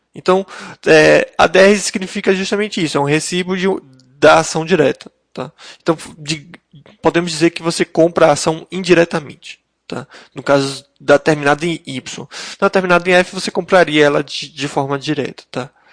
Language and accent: Portuguese; Brazil; residentes e, e como brasileiros